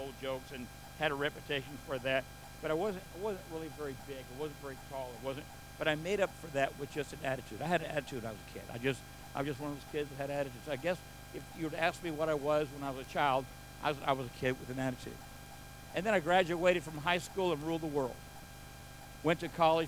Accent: United States; I was born and raised here in the United States

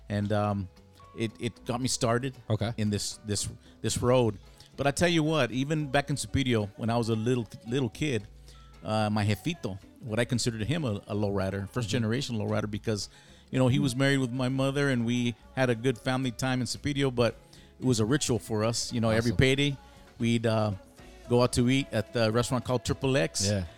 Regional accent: Superior, Arizona, United States; moved away; also born or lived in Mesa, Arizona; I was born in Superior, and that's where I started my lowrider days

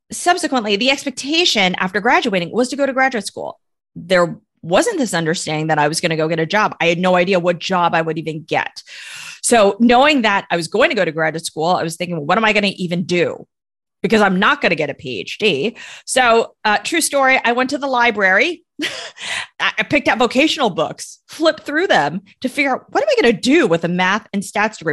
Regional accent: United States; I am Chinese American

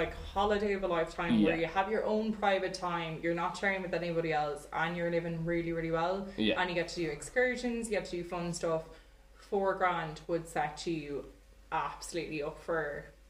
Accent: Galway, Connacht, Ireland; So we came from Galway, or we came from Ireland, went on our big holiday, travelled around.

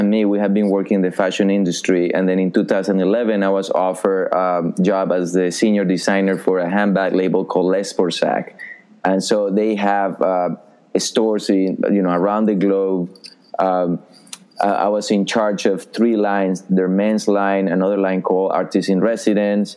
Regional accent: Colombia; moved away as an adult; now in New York City, United States; I was born and raised in Colombia in South America

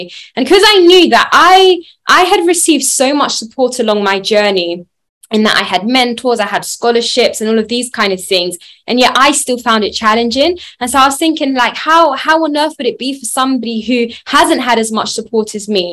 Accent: London, United Kingdom; I grew up in Southeast London in Peckham

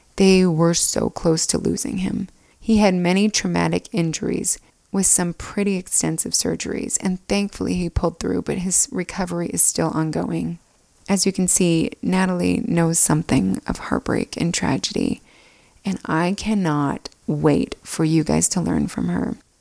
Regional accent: Alpine, Utah, United States; we grew up in Alpine, Utah, just two houses down from each other

